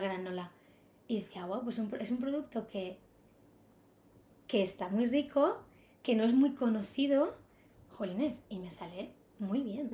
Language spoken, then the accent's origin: Spanish; Ibiza, Balearic Islands, Spain; moved away as an adult; also born or lived in Barcelona; now in Madrid, Spain; desde que tengo 18 años tenía claro que no podía seguir en la isla